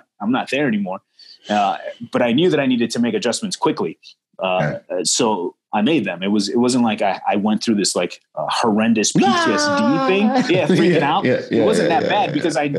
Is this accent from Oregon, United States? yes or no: no; Chicago, Illinois, United States; growing up in Chicago